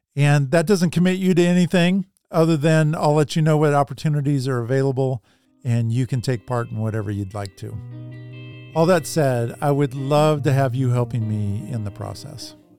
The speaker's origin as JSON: {"language": "English", "town": "Salem", "region": "Oregon", "country": "United States", "tie": "born or raised there", "said": "my hometown of Salem, Oregon."}